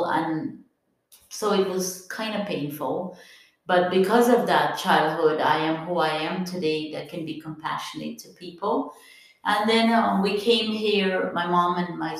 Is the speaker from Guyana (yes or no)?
yes; Guyana; moved away as an adult; now in United States; I am originally from Guyana, South America. Came here when I was barely 19